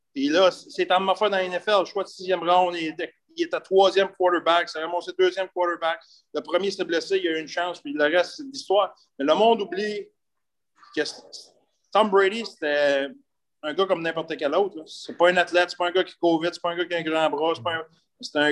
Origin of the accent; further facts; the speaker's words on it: Sainte-Monique, Quebec, Canada; je viens de la rive de Trois-Rivières, je viens de, de, Nicolette, je viens de Sainte-Monique de Nicolette. j'ai été élevé sur une ferme